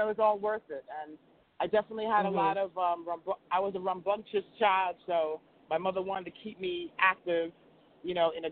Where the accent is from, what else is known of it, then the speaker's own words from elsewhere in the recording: New York City, New York, United States; we grew up on the Midtown East Side